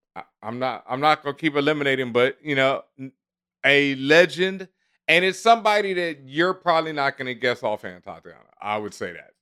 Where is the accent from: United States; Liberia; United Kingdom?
United States; Houston, Texas; now in New York, United States; I grew up in Houston where people would do it up